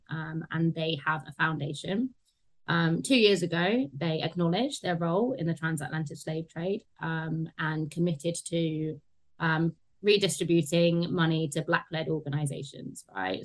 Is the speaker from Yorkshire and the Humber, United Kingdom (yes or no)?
no; London, United Kingdom; I grew up in Tottenham, which is um, yeah seen as a you know deprived area in in London